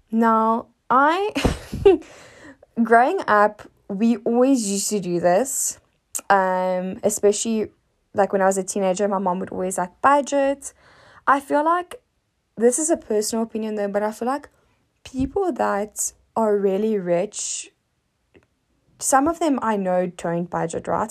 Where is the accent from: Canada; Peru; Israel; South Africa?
South Africa; as a South African